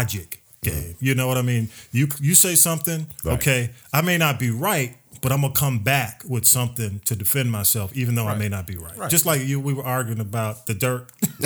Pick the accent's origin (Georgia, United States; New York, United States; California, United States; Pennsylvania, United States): Georgia, United States; Atlanta; we grew up in Atlanta